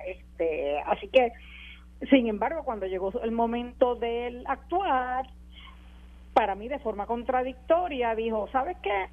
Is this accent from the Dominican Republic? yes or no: no; Puerto Rico; como puertorriqueña